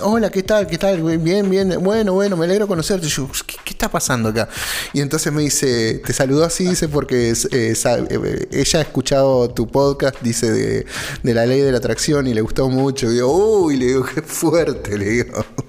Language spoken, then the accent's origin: Spanish; Argentina; somos argentinos argentinos